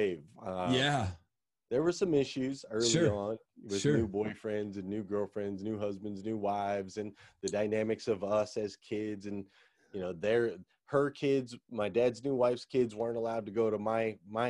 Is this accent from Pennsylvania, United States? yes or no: no; Flagstaff, Arizona, United States; Grew up in Flagstaff, Arizona, up there in the mountains